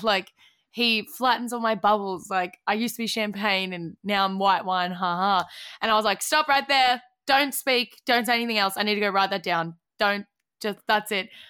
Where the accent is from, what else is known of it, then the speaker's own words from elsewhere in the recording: Australia; being Aussie